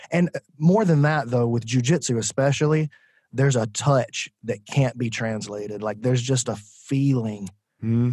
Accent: Decatur, Alabama, United States; I'm from Decatur, Alabama

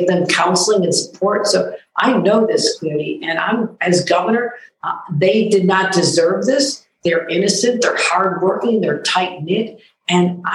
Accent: Buffalo, New York, United States; This is my hometown

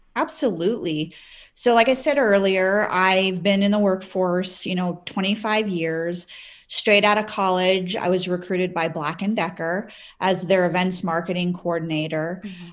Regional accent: Midwest, United States; moved away as an adult; also born or lived in Maryland; now in Utah, United States; My husband and I both grew up in the Midwest

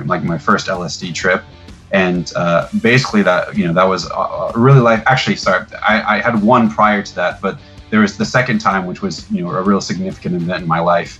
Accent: Tampa, Florida, United States; I grew up in Tampa, Florida

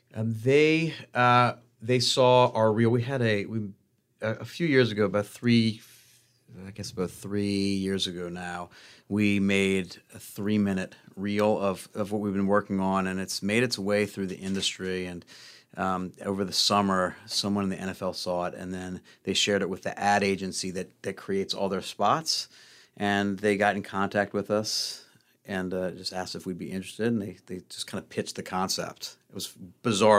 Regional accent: New Orleans, Louisiana, United States; moved away; moved down back to New Orleans

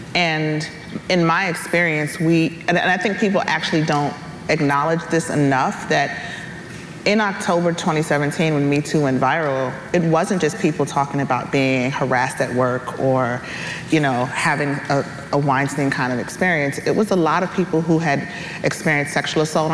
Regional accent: New York City, New York, United States; moved away as an adult; also born or lived in Selma, Alabama; I grew up in New York. I'm from the Bronx.

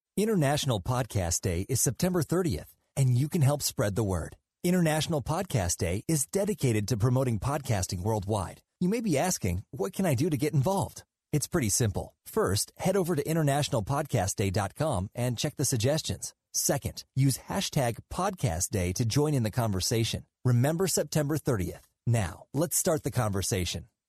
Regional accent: Virginia, United States; my home state of Virginia

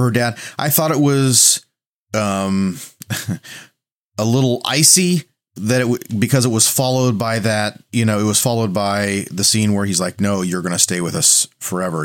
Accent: the Bible Belt, United States; I'm from the Bible Belt

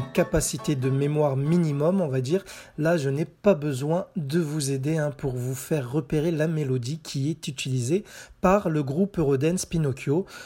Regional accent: France; chez nous en France

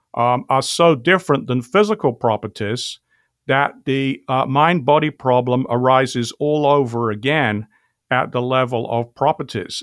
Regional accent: England, United Kingdom; accent: British; I grew up in England

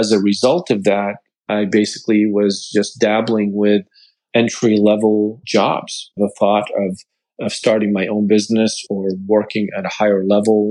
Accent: Lebanon; moved away as an adult; I came from Lebanon not even a year and a half ago

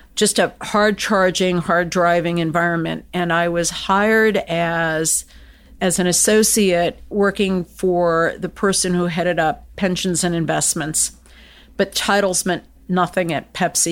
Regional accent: United States; I was born and raised in the United States

